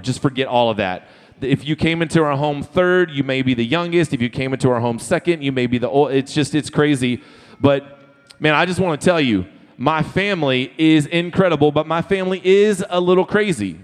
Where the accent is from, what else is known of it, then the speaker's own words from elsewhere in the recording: Florida, United States; also born or lived in Texas; now in Sugar Land, United States; I am from Florida originally